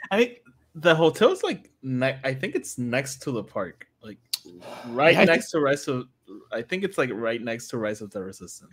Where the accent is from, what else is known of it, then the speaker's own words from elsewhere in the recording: Guaynabo, Puerto Rico; I'm from Guanao